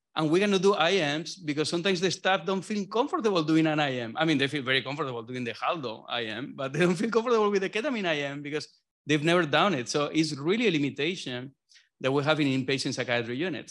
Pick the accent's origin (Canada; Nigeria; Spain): Spain; southern Spain; moved away as an adult; now in Boston, United States; I'm from South Spain